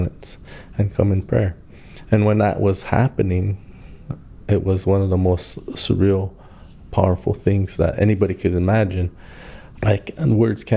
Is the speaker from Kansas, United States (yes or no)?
no; Standing Rock Indian Reservation, North Dakota, United States; I grew up in Indian country. My dad was an educator. My mom was an educator. I was fortunate to have two parents. I lived on the Pine Ridge Indian Reservation. I lived on the Standing Rock Indian Reservation.